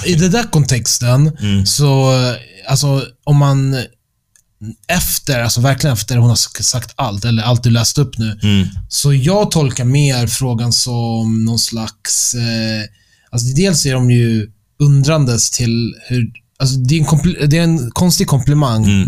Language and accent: Swedish; Stockholm, Stockholm County, Sweden; moved away as an adult; also born or lived in London; jag är född och uppväxt i Stockholm